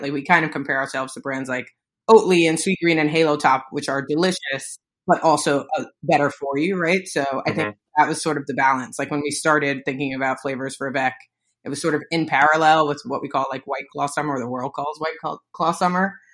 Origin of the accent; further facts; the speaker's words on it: New York City, New York, United States; I am a New Yorker, grew up in the Bronx